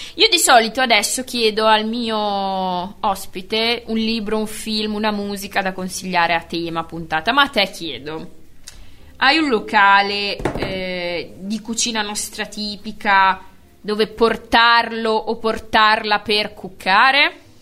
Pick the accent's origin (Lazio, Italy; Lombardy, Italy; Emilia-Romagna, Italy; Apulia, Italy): Emilia-Romagna, Italy; Bologna; della nostra città di bolognesità